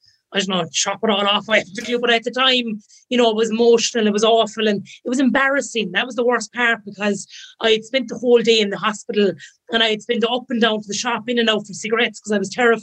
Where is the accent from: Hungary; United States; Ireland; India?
Ireland; County Limerick, Munster; I'm from County Limerick.